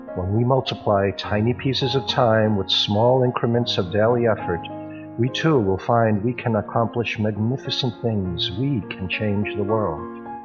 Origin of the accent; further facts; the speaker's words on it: New York, United States; now in Hong Kong; Originally, I'm from New York, but my home now is Hong Kong.